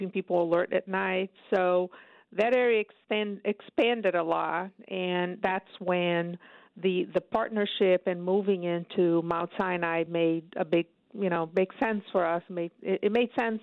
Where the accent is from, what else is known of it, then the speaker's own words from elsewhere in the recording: Brazil; moved away as an adult; also born or lived in upstate New York, United States; now in New York, United States; I'm originally from Brazil, but I've been in upstate for over 25 years